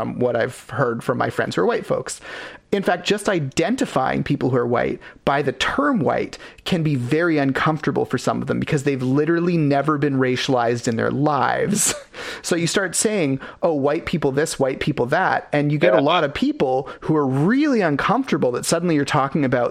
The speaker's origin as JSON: {"language": "English", "town": "Ladner", "region": "British Columbia", "country": "Canada", "tie": "born or raised there", "said": "we grew up in Latimer"}